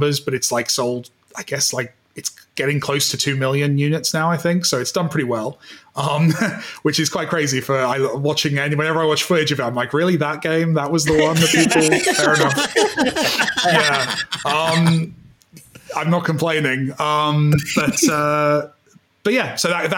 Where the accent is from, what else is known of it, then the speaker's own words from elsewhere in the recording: United Kingdom; I'm British